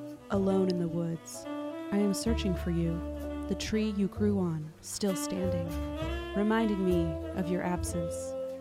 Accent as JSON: {"language": "English", "country": "Switzerland", "said": "I'm from Switzerland, and the only cryptids I grew up with are the Krampus"}